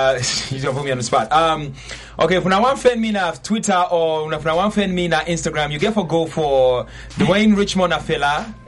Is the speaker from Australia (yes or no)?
no; Sierra Leone; being that I am from Sierra Leone, I felt like it was important for me to, you know, put my words out there